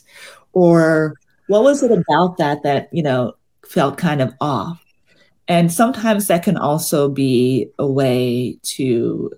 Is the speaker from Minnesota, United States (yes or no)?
no; Mississippi, United States; now in Brooklyn, United States; I grew up in Mississippi in the South